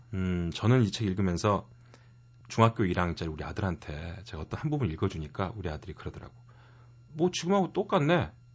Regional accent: Mokpo, South Jeolla, South Korea; 고향이 목포라

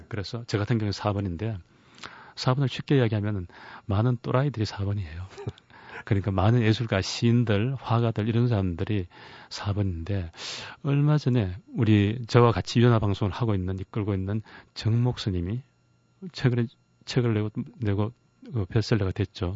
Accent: Daegu, South Korea; 제 고향인 대구에

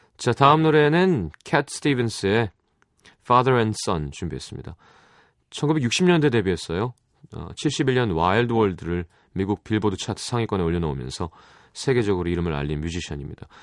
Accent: South Korea; 한국 사람인 게

